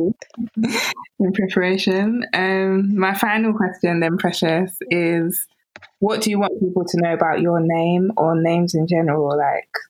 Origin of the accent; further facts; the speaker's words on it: United Kingdom; accent: British; my British accent